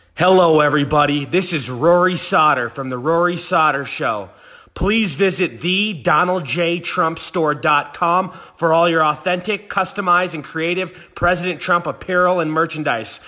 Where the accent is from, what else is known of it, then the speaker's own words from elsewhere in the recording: Seattle, Washington, United States; moved away as an adult; now in Phoenix, United States; I'm originally from Seattle